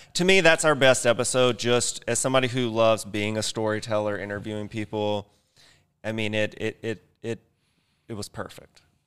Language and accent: English; Mississippi, United States; I grew up in Mississippi in a very small town, like fifteen thousand people.